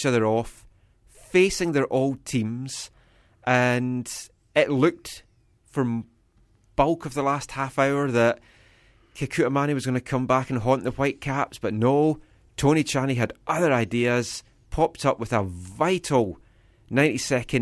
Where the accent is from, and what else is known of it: Scotland, United Kingdom; accent: Scottish; now in Vancouver, Canada